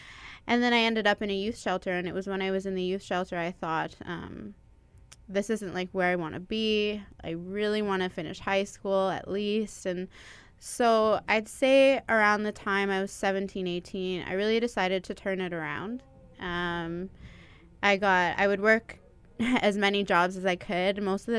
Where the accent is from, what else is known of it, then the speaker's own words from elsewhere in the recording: Toronto, Ontario, Canada; moved away as an adult; now in Winnipeg, Canada; Around the time I was 4 or 5, I moved out to Toronto, and I grew up there until I decided to move back here when I was 21.